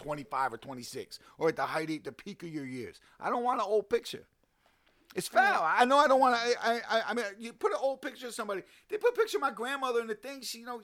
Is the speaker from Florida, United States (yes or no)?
no; Newburgh, New York, United States; I'm from Newburgh.